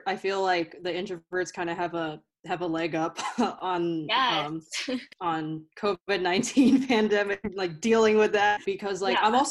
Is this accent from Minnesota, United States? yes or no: no; an hour from Dayton, Ohio, United States; Dayton, Ohio, which is like an hour away from my hometown.